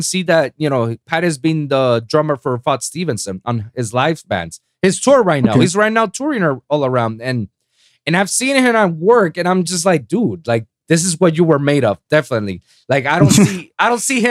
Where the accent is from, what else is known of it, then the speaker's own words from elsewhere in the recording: Puerto Rico; moved away; back in my hometown in Puerto Rico, in the island.